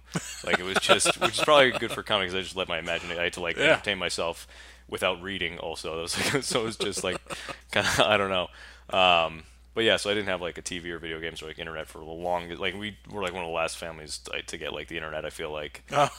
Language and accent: English; Bridgewater, Massachusetts, United States; Bridgewater, Massachusetts.